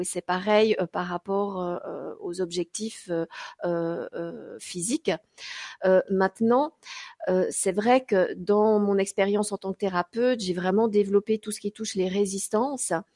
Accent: Switzerland; je suis suissesse

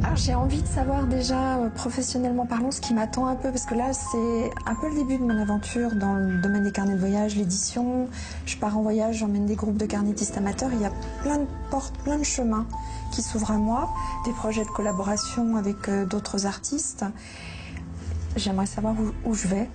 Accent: Lyon, Auvergne-Rhône-Alpes, France; moved away as an adult; also born or lived in Pantin; now in Paris region, France; Nous avons déménagé et j'ai grandi à Lyon.

